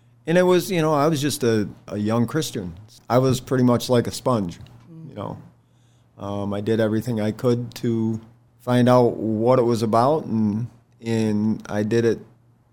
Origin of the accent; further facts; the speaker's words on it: New York, United States; moved away as an adult; now in Shenandoah Valley, United States; I was from New York